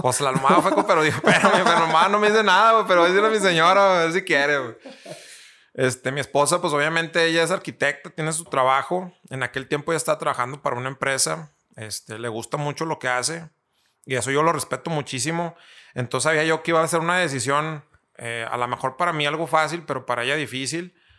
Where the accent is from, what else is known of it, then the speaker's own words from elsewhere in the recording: Torreón, Coahuila, Mexico; lagunero, eh, eh, soy aquí de Torreón